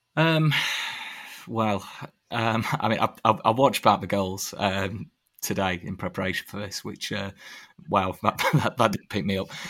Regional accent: Sheffield, Yorkshire and the Humber, United Kingdom; I grew up in Sheffield

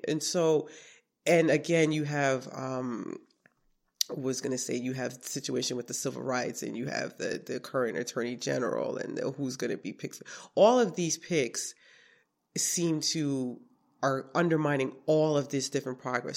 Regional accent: New York City, New York, United States; also born or lived in Brooklyn, New York; now in Schenectady, United States; I was born in Brooklyn and I was raised in Queens, New York

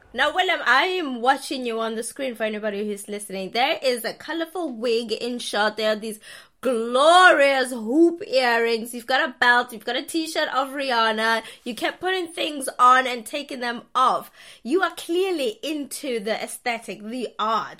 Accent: South Africa; I'm South African

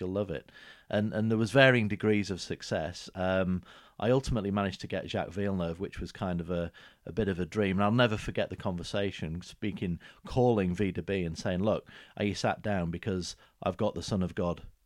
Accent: the north of England, United Kingdom; moved away as an adult; now in Huntingdon, United Kingdom; a fully fledged northerner for many years

